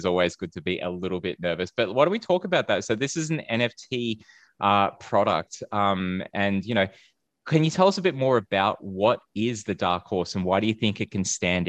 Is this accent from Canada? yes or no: no; Australia; also born or lived in Philippines; I'm from the Philippines too, having been born there and then growing up in Australia.